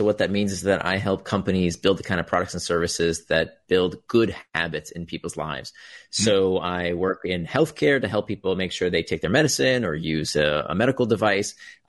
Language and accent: English; Florida, United States; We had that too. I grew up in Central Florida.